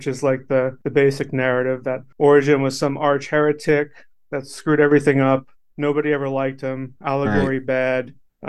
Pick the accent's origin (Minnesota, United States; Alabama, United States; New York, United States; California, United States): New York, United States; born there; I was born in New York and raised Christian from birth. And throughout my life, I personally experienced 10 different denominations throughout three different states